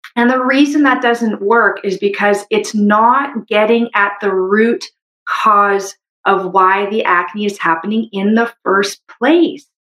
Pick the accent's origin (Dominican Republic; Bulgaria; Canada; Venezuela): Canada; I'm a Canadian medical doctor